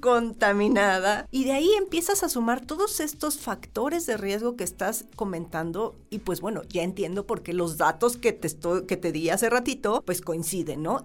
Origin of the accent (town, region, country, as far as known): Mexico